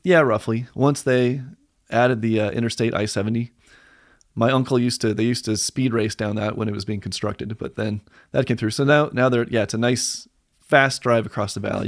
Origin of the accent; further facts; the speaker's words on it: Palisade, Colorado, United States; moved away as an adult; also born or lived in Virginia / California; now in Arvada, United States; I grew up mostly on the Western Slope in Palisade.